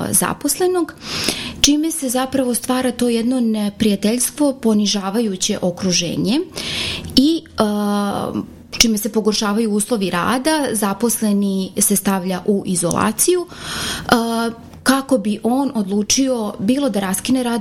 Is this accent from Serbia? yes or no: yes; Serbia; ovde kod nas u Srbiji